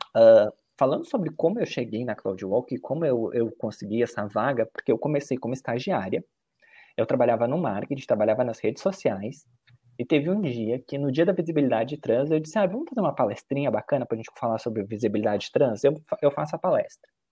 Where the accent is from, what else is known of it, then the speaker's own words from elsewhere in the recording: Caxias do Sul, Rio Grande do Sul, Brazil; moved away as an adult; now in São Paulo, Brazil; nasci no Rio Grande do Sul, também em Caxias do Sul hoje, moro e trabalho aqui em São Paulo